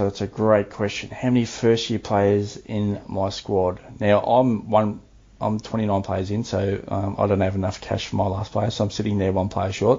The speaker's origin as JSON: {"language": "English", "town": "Melbourne", "region": "Victoria", "country": "Australia", "said": "I'm from Melbourne, I live in Melbourne, you know, been heavily impacted with lockdowns"}